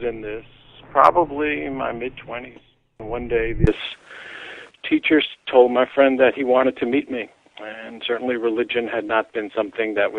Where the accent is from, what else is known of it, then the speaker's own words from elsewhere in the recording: New York City, New York, United States; I grew up in New York City